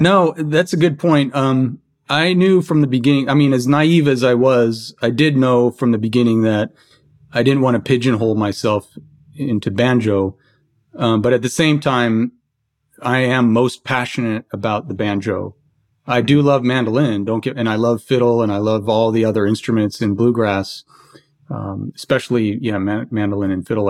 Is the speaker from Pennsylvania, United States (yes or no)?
yes; Philadelphia, Pennsylvania, United States; I was born in Philadelphia